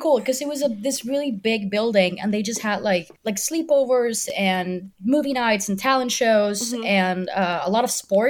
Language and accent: English; Puerto Rico; I am from Puerto Rico. I'm 26 years old.